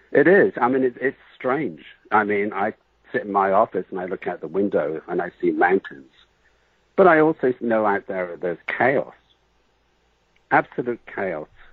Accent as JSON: {"language": "English", "town": "Bath", "region": "South West England", "country": "United Kingdom", "tie": "born or raised there", "moved": "yes", "said": "I was born in England in the city of Bath, like bathroom"}